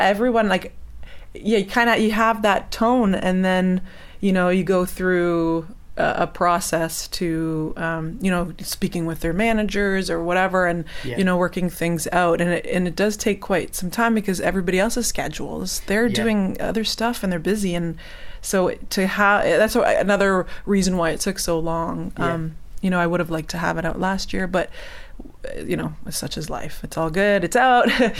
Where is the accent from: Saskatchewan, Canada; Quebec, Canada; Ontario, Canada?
Ontario, Canada; Hamilton; moved away; my hometown, Hamilton, in Canada